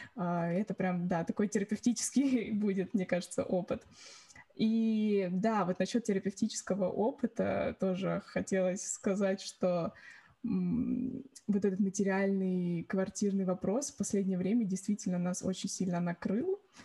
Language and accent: Russian; Orekhovo-Zuyevo, Moscow Oblast, Russia; now in London, United Kingdom; я из города Орехово-Зуево.